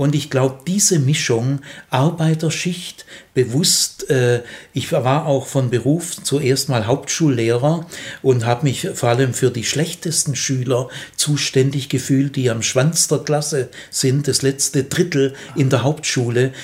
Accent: Remstal, Stuttgart region, Baden-Württemberg, Germany; Aufgewachsen bin ich im Remstal, also in Region Stuttgart

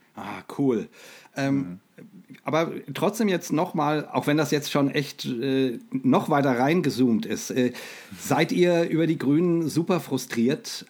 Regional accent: Rhine-Main area, Hesse, Germany; ich bin mit Startbahn West aufgewachsen. Ne? Ähm, ähm ich ich komme ja aus dem, aus dem Rhein-Main-Gebiet

